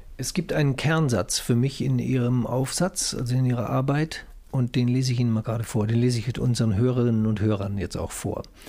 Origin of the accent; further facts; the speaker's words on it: Cologne, North Rhine-Westphalia, Germany; Ich komme aus Köln